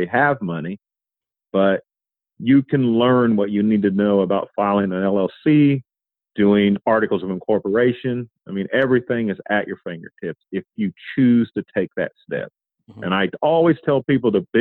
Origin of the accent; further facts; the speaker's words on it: Columbus, Indiana, United States; I'm originally from Columbus, Indiana